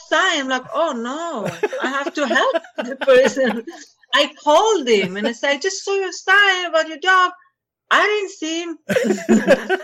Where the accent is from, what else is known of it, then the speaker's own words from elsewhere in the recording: Israel; English is a second language; moved away as an adult; also born or lived in France; now in United States; I'm from Israel. I'm actually mixed Israeli French